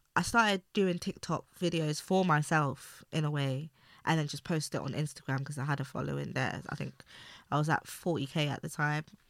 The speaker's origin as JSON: {"language": "English", "region": "London", "country": "United Kingdom", "tie": "born or raised there", "said": "I grew up in East London"}